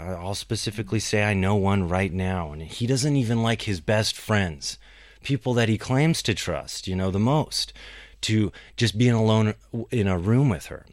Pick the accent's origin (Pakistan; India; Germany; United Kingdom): Pakistan; I'm from Pakistan.